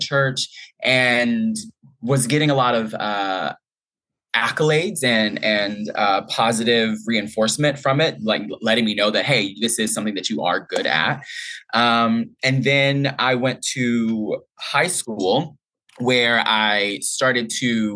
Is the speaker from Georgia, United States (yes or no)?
no; Boyce, Louisiana, United States; moved away; I grew up in Boise, Louisiana.